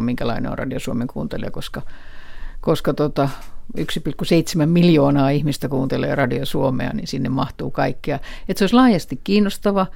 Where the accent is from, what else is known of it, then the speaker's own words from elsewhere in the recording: Helsinki, Uusimaa, Finland; äitini, joka oli oli Helsingistä kotoisin, kuten myös minä